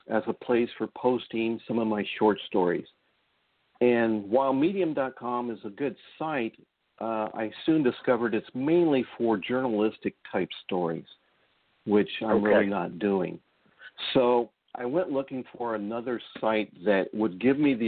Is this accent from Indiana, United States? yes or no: yes; Indianapolis, Indiana, United States; I was an Army brat, so we kind of moved around a lot of different places. But primarily, we settled into Indianapolis after my father was discharged. So most of my growing up, my teenage years into my early 20s, was living in Indianapolis, Indiana